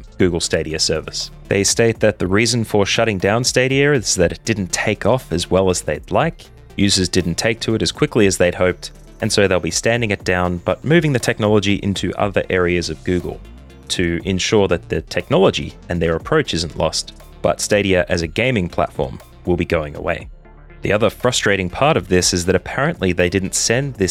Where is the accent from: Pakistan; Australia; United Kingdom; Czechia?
Australia; an Australian who lives in Australia